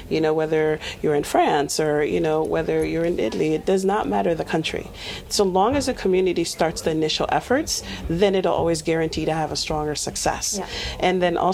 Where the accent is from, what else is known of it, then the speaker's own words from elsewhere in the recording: Nigeria; now in United States; I was originally from Nigeria